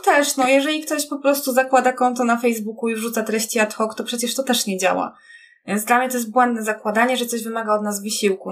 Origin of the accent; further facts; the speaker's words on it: Kraków, Lesser Poland, Poland; ja też niby jestem z Krakowa